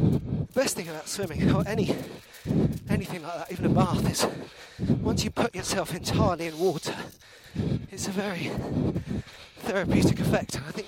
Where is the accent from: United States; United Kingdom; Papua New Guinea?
United Kingdom; I'm a British person.